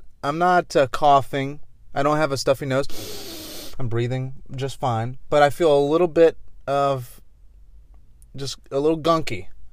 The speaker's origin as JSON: {"language": "English", "country": "United Kingdom", "said": "It's kind of hard to say as a British person."}